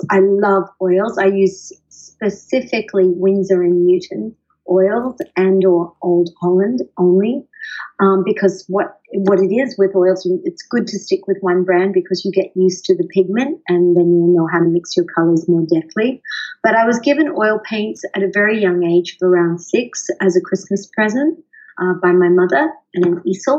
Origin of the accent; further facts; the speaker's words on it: Sydney, New South Wales, Australia; moved away as an adult; now in San Diego, United States; I was born in Sydney. I'm an Aussie, and I have lived half of my life in Australia and half of it over here in the United States, specifically in San Diego.